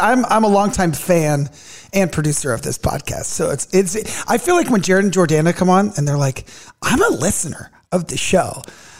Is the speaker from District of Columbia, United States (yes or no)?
no; California, United States; moved away; But yeah, so youngest of three, and I'm from California, but I've been here for so long, it feels like I don't even remember that anymore.